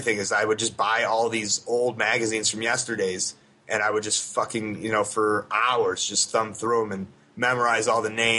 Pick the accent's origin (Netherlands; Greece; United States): United States; Deerfield, Illinois; where I grew up in Deerfield